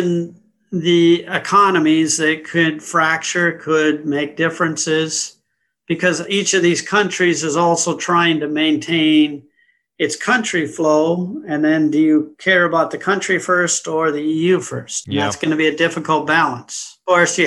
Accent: United States; also born or lived in London; I'm an American. I was born and raised in the U.S.

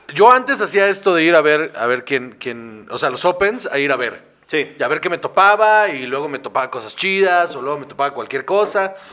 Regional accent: Guaymas, Sonora, Mexico; soy de Guaymas

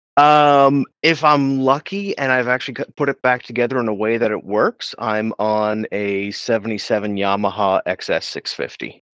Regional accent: Pictou County, Nova Scotia, Canada; I grew up in Pictou County

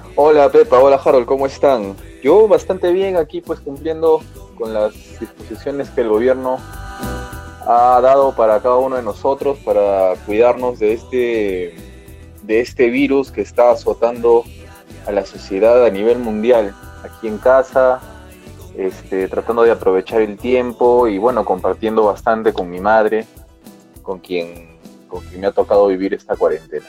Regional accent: Peru; como buen peruano

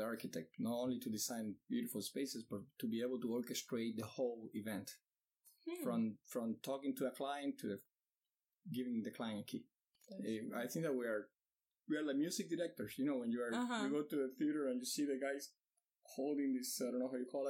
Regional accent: Miami, Florida, United States; because I'm from Miami, you're living in Miami now

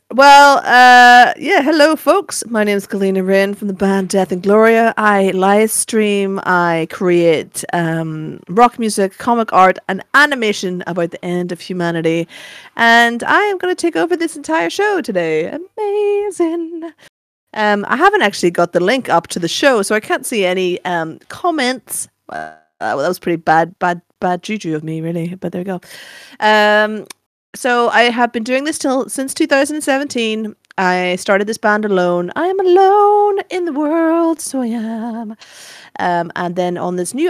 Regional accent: Northern Ireland, United Kingdom; growing up in Northern Ireland

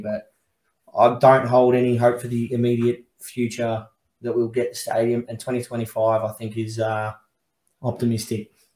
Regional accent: Werribee, Victoria, Australia; I'm only from Werribee

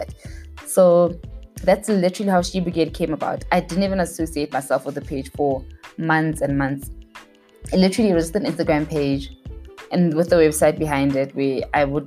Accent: Mahikeng, North West, South Africa; moved away as an adult; also born or lived in Pretoria, South Africa; now in Johannesburg, South Africa; I was born and raised in Mafikeng.

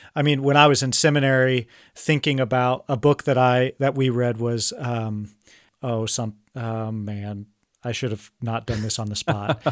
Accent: Kansas, United States; I'm from Kansas, which is definitely the Midwest.

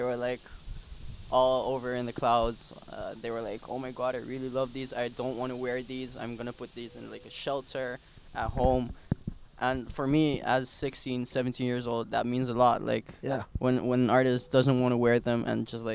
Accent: Curaçao; moved away as an adult; now in Netherlands; Born and raised in Curaçao as well.

